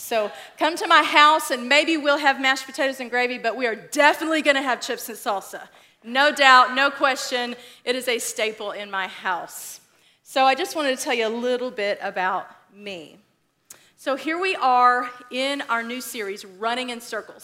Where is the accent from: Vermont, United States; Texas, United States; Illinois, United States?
Texas, United States; West; moved away; So I grew up in Texas. I consider myself a Texan, right? Because you just do that when you live in Texas. Um, but I grew up in West Texas